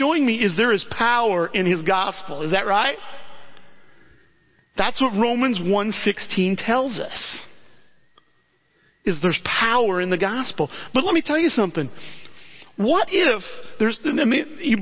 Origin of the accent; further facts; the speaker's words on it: Alton, Illinois, United States; I grew up in the Christian church, went to a couple different ones in the Alton area